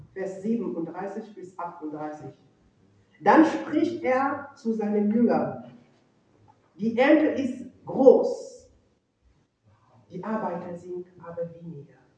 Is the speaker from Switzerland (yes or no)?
no; Cameroon; German is a second language; now in Germany; ich komme aus Kamerun und ich bin in einer ländlichen ländliche Region aufgewachsen